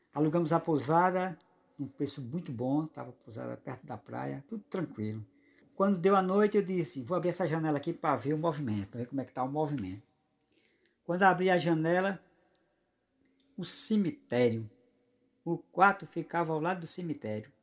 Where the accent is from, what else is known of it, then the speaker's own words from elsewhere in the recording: Paraíba, Brazil; Eu sou paraibano e minha esposa é amazonense.